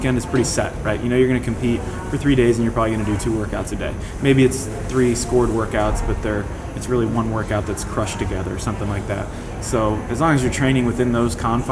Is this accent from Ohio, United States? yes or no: yes; Ohio, United States; born or raised there